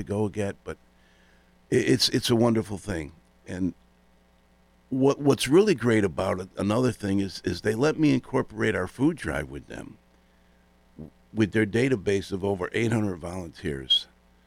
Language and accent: English; West Hartford, Connecticut, United States; Growing up in Elmwood in West Hartford, I had three brothers, a sister